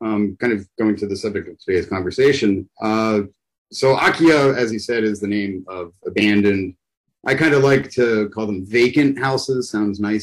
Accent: Pittsburgh, Pennsylvania, United States; I'm from the U.S. in Pittsburgh.

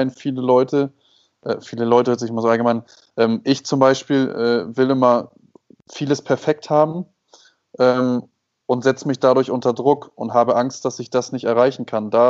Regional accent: Hamburg, Germany; now in Mexico; Moin, moin aus Mexiko. Herzliche Grüße nach Hamburg in meine Heimat

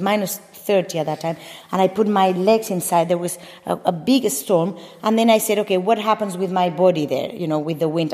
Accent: Mallorca, Balearic Islands, Spain; English is a second language; moved away; also born or lived in Madrid; Nací en Madrid, crecí en Mallorca.

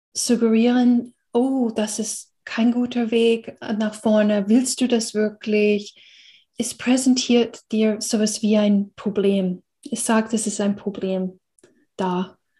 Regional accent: United States; German is a second language; moved away; ich bin in einer Gesellschaft aufgewachsen in Amerika

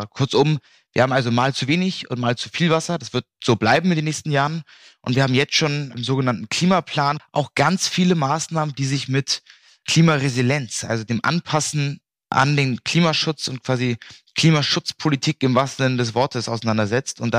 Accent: Bergedorf, Hamburg, Germany; Also Mai 2018 zum Beispiel sind in Bergedorf, da wo ich herkomme, einige Häuser weggesackt

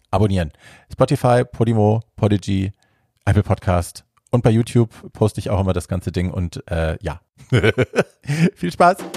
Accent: Berlin, Germany; Ja, ich bin Berlinerin in Neukölln geboren, in Britz.

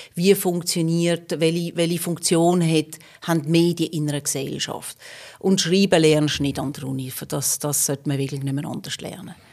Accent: Magden, Aargau, Switzerland; moved away as an adult; also born or lived in Basel / Rome; Ich bin im Fricktal aufgewachsen, in Magde

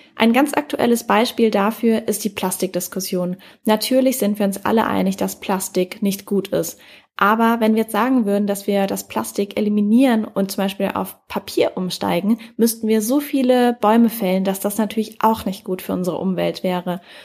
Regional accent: Germany; hier bei uns in Deutschland

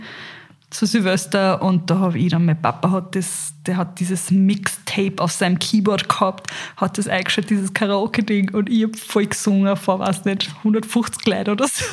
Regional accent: Carinthia, Austria; ich bin in Kärnten aufgewachsen

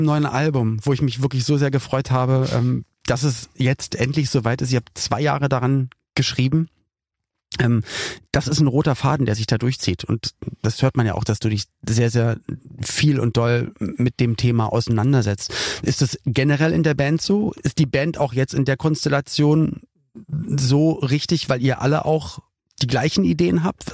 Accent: Berlin, Germany; als ich dann Teenager war, da wusste ich als Berliner, ich muss nicht zur Bundeswehr

